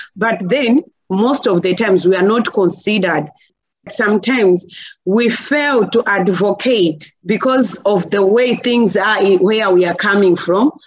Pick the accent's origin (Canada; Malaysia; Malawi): Malawi; Chikwawa district, Southern Region; from Malawi. It's in the southern part of Africa. And here in Malawi, I'm coming from Chikwawa district